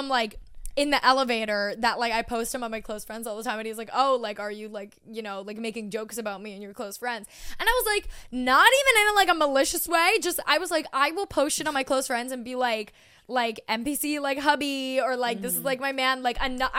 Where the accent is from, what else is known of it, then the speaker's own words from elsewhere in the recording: Long Island, New York, United States; also born or lived in Brooklyn; I'm from Long Island.